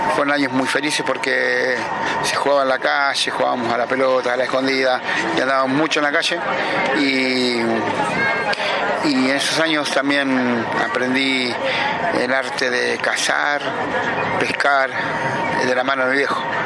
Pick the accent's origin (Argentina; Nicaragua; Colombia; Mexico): Argentina; Pergamino, Buenos Aires Province; moved away as an adult; also born or lived in San Luis / Almagro, Buenos Aires; now in Buenos Aires, Argentina; nacido y criado en Pergamino, provincia de Buenos Aires